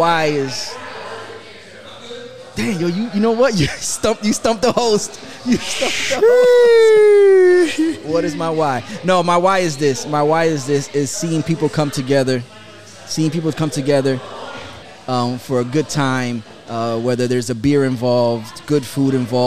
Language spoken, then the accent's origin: English; New York, United States; also born or lived in Jackson Heights, Queens / Jamaica, Queens; now in South Florida, United States; I'm originally from New York, but I've been in South Florida so long that I'm Floridian